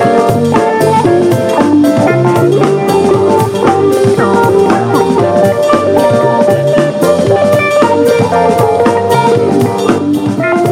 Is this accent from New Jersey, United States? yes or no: yes; Atlantic City area, New Jersey, United States; moved away; it was just like in my backyard where I grew up, the beach I learned to surf on with my hometown homies.